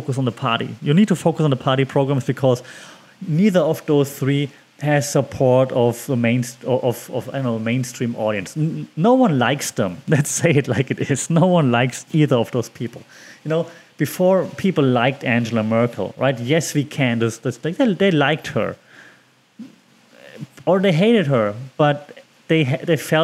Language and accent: English; Germany; because I'm from Germany